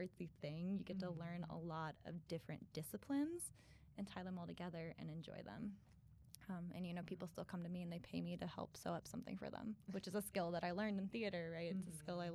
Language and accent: English; Napoleon, Ohio, United States; moved away as an adult; I'm actually from a small town in Northwest Ohio called Napoleon